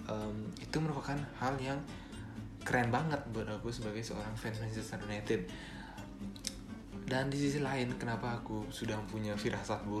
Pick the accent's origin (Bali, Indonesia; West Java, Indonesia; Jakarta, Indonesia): Bali, Indonesia; accent: Balinese; Aku dari Bali mungkin kalau teman-teman dengar uh, logat aku atau logat aku terlalu kental dengan kebalinisan aku